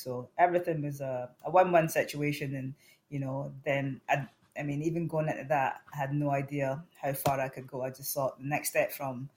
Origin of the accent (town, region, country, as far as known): Scotland, United Kingdom; born or raised there; accent: Scottish; now in United States